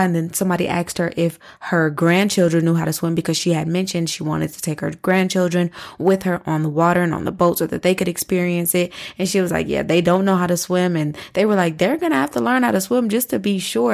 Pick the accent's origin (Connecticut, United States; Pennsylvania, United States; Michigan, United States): Michigan, United States; Flint; moved away; I am from Flint, Michigan. All of our families live in Flint, Michigan